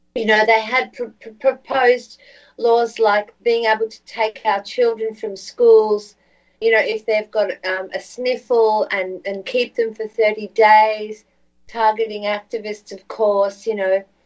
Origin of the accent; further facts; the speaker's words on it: Geelong, Victoria, Australia; my hometown here at Geelong Hospital